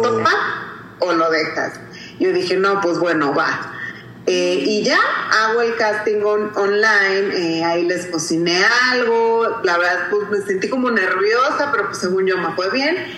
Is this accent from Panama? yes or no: no; Acapulco, Guerrero, Mexico; yo soy de Acapulco y quiero representar a Guerrero, mi cocina